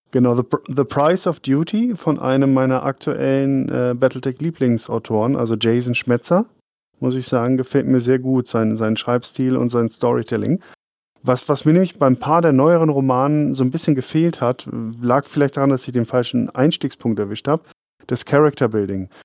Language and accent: German; Dortmund, North Rhine-Westphalia, Germany; now in Oberasbach, Germany; ich bin auch Wahlfrank, ich komme aus Dortmund